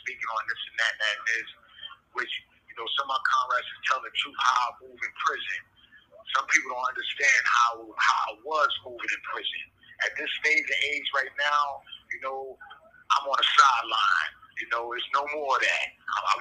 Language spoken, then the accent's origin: English; New York City, New York, United States; an individual that I grew up with in Harlem